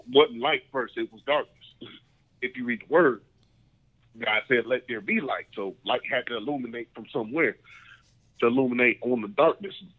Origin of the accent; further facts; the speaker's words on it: United States; being an American